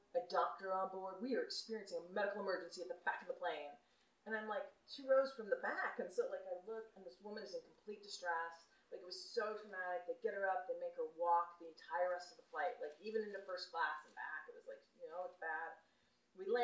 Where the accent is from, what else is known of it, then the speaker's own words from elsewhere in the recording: United States; also born or lived in Michigan; now in San Francisco, United States; I grew up outside of Yellowstone Park